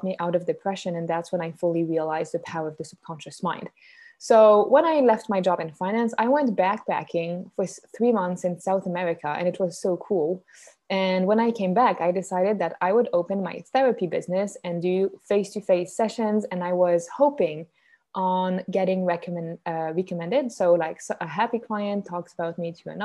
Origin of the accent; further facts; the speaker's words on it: Switzerland; accent: Swiss; first language French; English is a second language; I'm Swiss. That's where the accent comes from. My mother tongue is French, but my mom is Canadian though